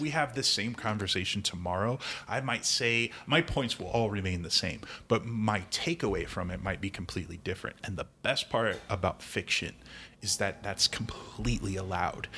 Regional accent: Midwest, United States; I'm from the Midwest

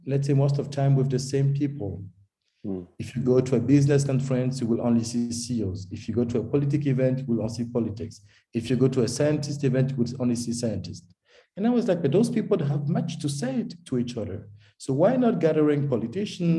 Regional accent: Togo; moved away as an adult; also born or lived in Paris, France; now in Zurich, Switzerland; I was born in Togo in West Africa, because my father is Togolese and my mom is German. And I was raised in Togo to my baccalaureate, and then I go in France, make my studies there

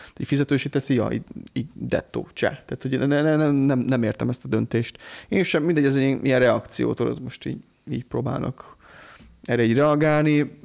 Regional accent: Hungary; büszke vagyok rá, hogy magyar vagyok

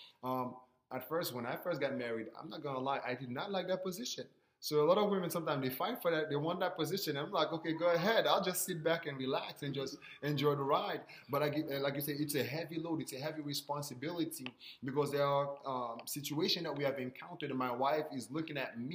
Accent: Haiti; I'm from Haiti

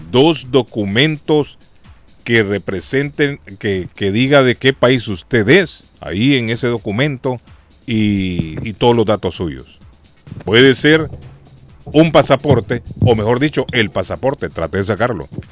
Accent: Honduras; now in Boston, United States; En Honduras le llamábamos, recuerdo siendo niño

